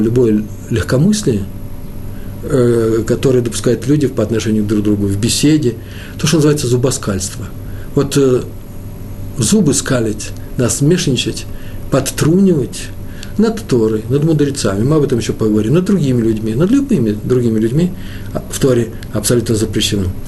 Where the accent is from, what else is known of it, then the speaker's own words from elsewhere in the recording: Moscow, Russia; also born or lived in Jerusalem, Israel; я москвич